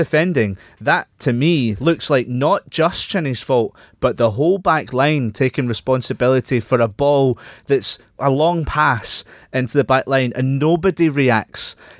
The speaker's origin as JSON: {"language": "English", "region": "Scotland", "country": "United Kingdom", "said": "we are Scottish"}